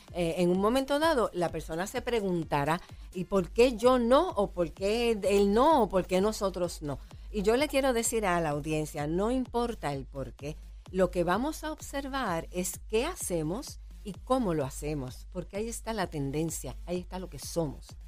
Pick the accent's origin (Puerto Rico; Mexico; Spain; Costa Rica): Puerto Rico; como boricuas si nos provoca placer vivir en nuestra isla